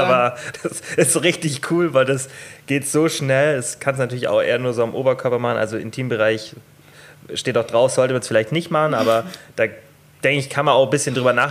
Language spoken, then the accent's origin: German; Bavaria, Germany; Bei uns in Bayern sagt man das.